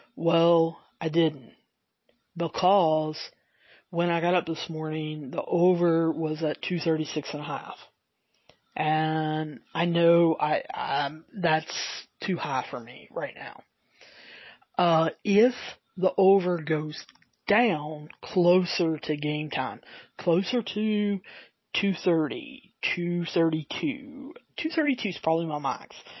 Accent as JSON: {"language": "English", "region": "the South", "country": "United States", "accent": "southern", "said": "I do have my southern accent, and sometimes it's harder harder to understand"}